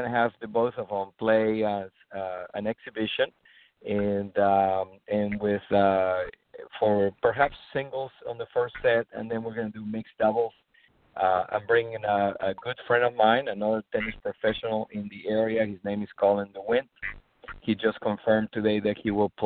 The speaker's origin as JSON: {"language": "English", "country": "Peru", "moved": "yes", "lives_now": "Treasure Coast, Florida, United States", "said": "I am originally from Peru"}